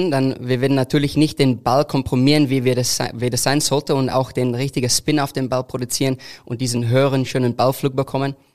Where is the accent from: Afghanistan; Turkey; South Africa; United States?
South Africa; German is a second language; Ja, so bei uns in Südafrika natürlich ist das äh, ein großer Golfsport. Äh, mein Großvater war die Präsident von einem Golfclub unten in Südafrika und hat mich zu diesem wunderschönen äh, Sport gebracht.